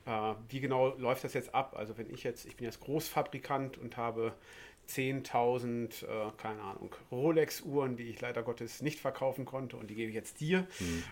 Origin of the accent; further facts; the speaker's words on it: West Germany, Germany; ich bin ja Wessi